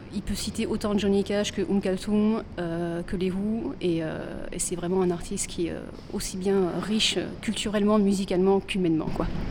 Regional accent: Bordeaux, Nouvelle-Aquitaine, France; de Bordelais qui se retrouvent en Belgique

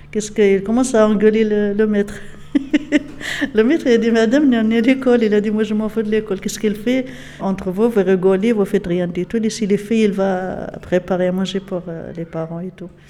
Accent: Casamance, Senegal; voilà, c'est ça la c'est des Nous, on est de Casamance.

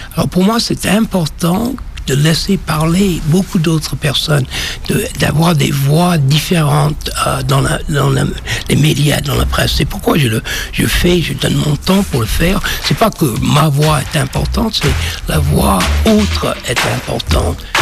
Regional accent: Washington, District of Columbia, United States; French is a second language; now in France; je suis né à Washington, c'était une ville noire, 80 7% noir, ville de Duke Ellington

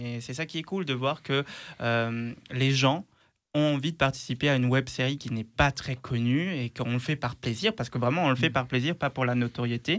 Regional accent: Luxembourg; moved away as an adult; now in Lyon, France; je suis né au Luxembourg et grandi là-bas

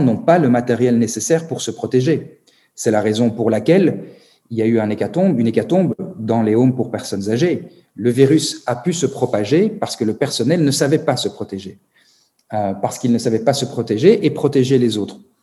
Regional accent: Belgium; chez moi, en Belgique.

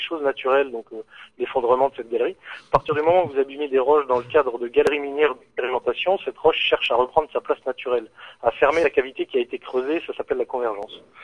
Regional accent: northern Lorraine, Grand Est, France; nous on vient du nord de la Lorraine

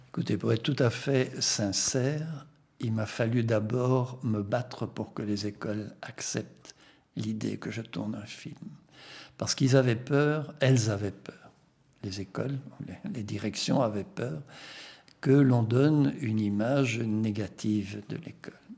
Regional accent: Belgium; first language Flemish; French is a second language; je suis flamand d'origine, je suis un flamand francophone.

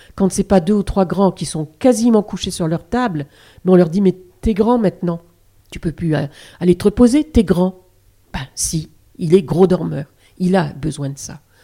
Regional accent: France; chez nous en France

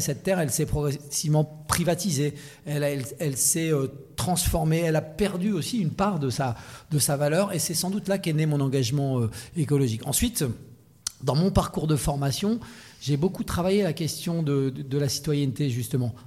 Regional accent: Sologne, Centre-Val de Loire, France; je suis né en Sologne

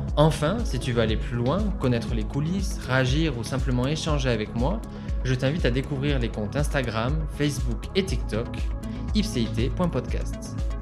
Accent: Toulouse, Occitania, France; also born or lived in Saint-Jean-de-Braye; now in Lyon, France; j'ai grandi à Toulouse

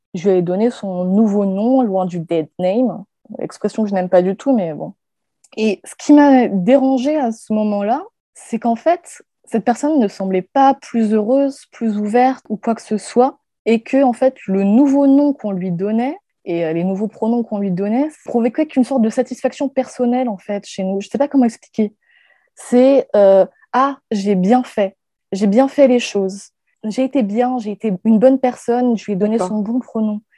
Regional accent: Guadeloupe; now in Paris, France; Je vis actuellement à Paris, mais euh, j'ai grandi en Guadeloupe

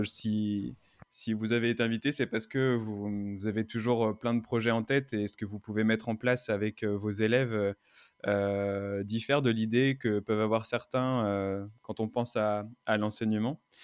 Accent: Brittany, France; now in Paris, France; venant de Bretagne

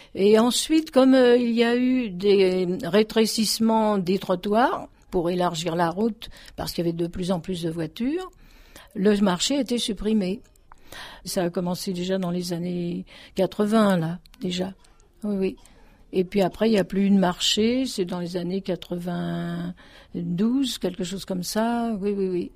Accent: Dugny, Île-de-France, France; also born or lived in Aubervilliers; j'étais originaire de Dugny, qui est voisin donc au Aubervilliers.

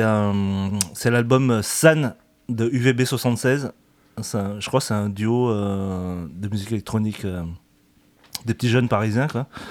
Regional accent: Vietnam; now in France; je suis vietnamien

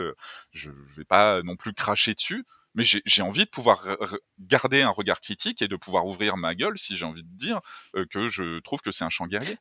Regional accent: France; on est français, enfin, moi, j'aime la France

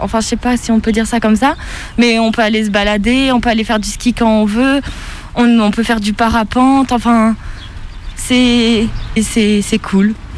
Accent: Embrun, Provence-Alpes-Côte d'Azur, France; also born or lived in Saint-Étienne; je viens d'Embrun, une petite ville euh, dans les Hautes-Alpes de 5000-6000 habitants entourée de montagnes

